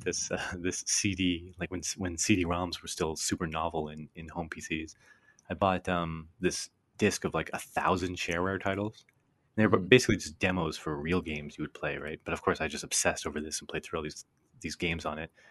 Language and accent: English; Canada; growing up in Canada, everything was U S, U S, U S